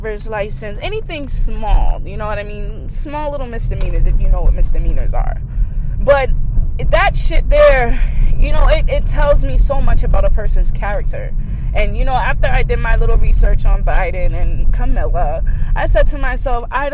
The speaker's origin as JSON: {"language": "English", "town": "Boston", "region": "Massachusetts", "country": "United States", "tie": "born or raised there", "said": "I grew up in Dorchester"}